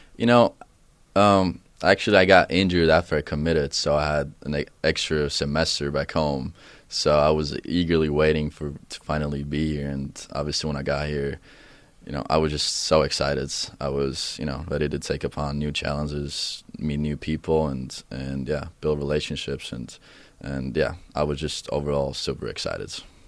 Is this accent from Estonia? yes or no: yes; Tartu, Tartu County, Estonia; first language Estonian; English is a second language; moved away; my hometown, Tartu, it's, it's actually a university down back home.